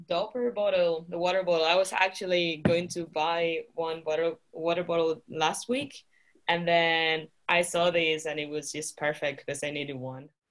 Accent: Canary Islands, Spain; moved away as an adult; also born or lived in United Kingdom; now in Utrecht, Netherlands; I'm from Spain. I'm from the Canary Islands

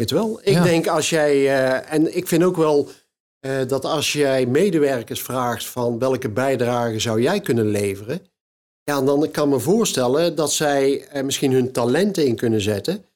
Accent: Kaatsheuvel, North Brabant, Netherlands; bij ons in Kaatsheuvel

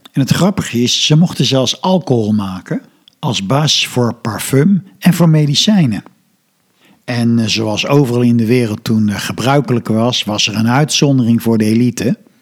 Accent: Netherlands; Als Nederlander ben je op veel plaatsen gewend

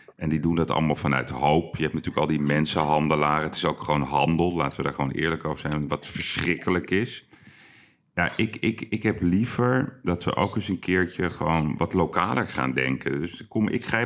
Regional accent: Amsterdam, North Holland, Netherlands; we zijn Amsterdammers

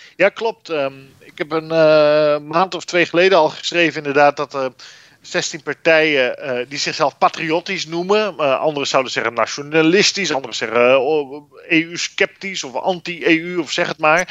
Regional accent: Netherlands; wij als Nederlanders

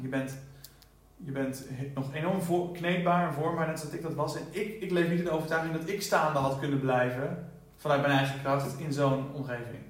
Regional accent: Netherlands; now in United States; als Nederlander

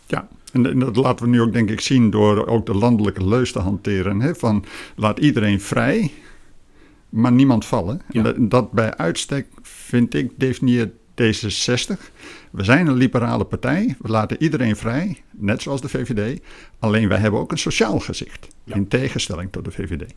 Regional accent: Emmen, Drenthe, Netherlands; also born or lived in Groningen / Lelystad; now in Fijnaart, Netherlands; geboren in het Hoge Noorden, bij Emmen in Drenthe

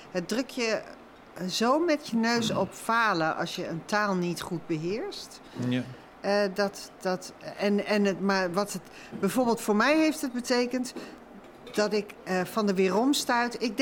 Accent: Overijssel, Netherlands; Namelijk dat ik ben in Twente groot geworden. Hier ongeveer op deze grond, maar dan een hmm. stukje verderop. En ik ben dus heel erg lang gepest met mijn, mijn Hollands eh, proeten.

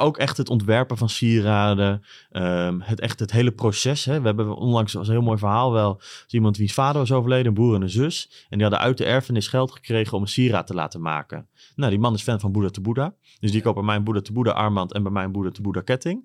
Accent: Bodegraven, South Holland, Netherlands; also born or lived in Bilthoven, Utrecht / Groningen; now in Leeuwarden, Netherlands; hebben mijn ouders een winkel geopend in, eh, in Bodegraven. En daar zijn we boven gaan wonen

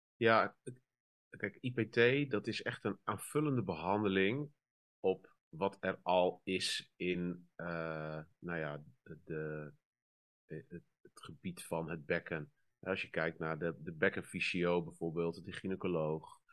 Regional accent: northern Netherlands, Netherlands; ik kom uit het noorden uit een wat eh, conservatieve gemeenschap eigenlijk.

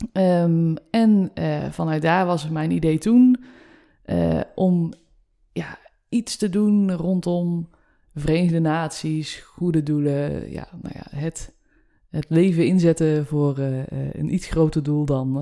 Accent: North Brabant, Netherlands; now in Utrecht, Netherlands; Ik kom uit Brabant, trotse

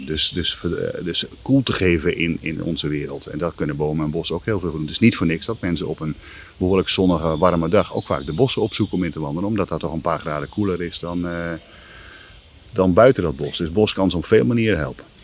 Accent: near Gees, between Coevorden and Emmen, Drenthe, Netherlands; moved away; also born or lived in Wageningen; Ik ben opgegroeid in Drenthe vlakbij de, wat we toen de boswachterij e Gees uh, eh, noemden, tussen Veen en Emmen

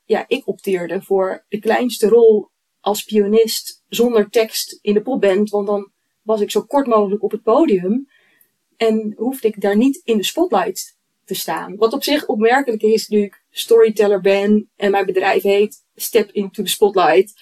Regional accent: Eemnes, Utrecht, Netherlands; ik kom uit Eemnes, in de polder

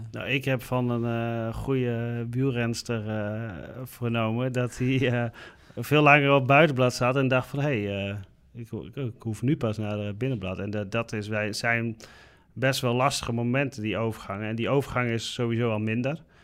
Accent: Netherlands; als Nederlander zijnde

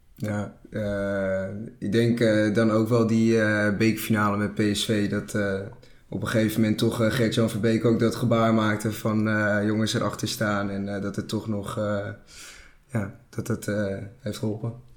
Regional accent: Castricum, North Holland, Netherlands; Ik kom uit Castricum.

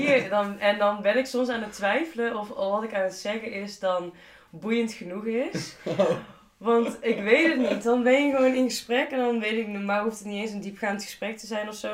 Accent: Tilburg, North Brabant, Netherlands; in Tilburg. er is zeg maar niks Tilburgser dan dat.

